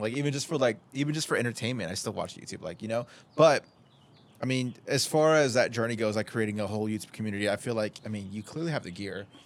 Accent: Oceanside, California, United States; I've been born and raised in Oceanside, and I just, I love where I live.

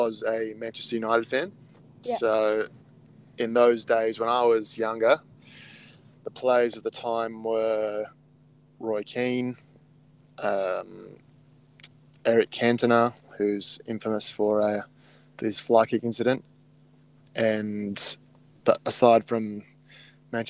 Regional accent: Canberra, Australian Capital Territory, Australia; I grew up in Canberra

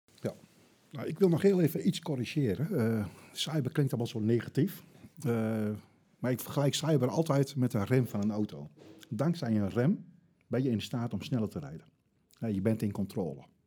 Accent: Netherlands; dat is heel lastig om daar als, als Nederlander doorheen te komen

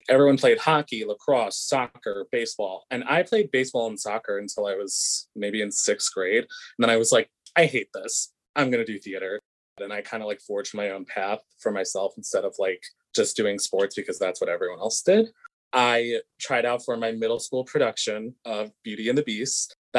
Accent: Lindenhurst, New York, United States; I sure was. Lindenhurst, New York, Long Island.

